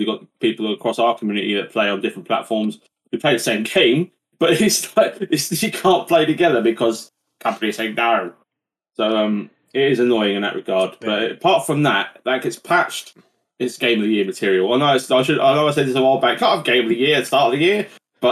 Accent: England, United Kingdom; I'm English

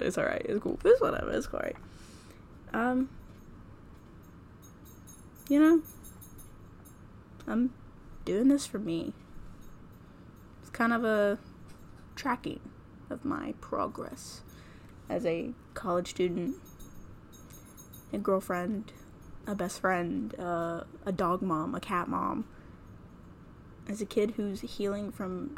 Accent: North Carolina, United States; I'm from North Carolina.

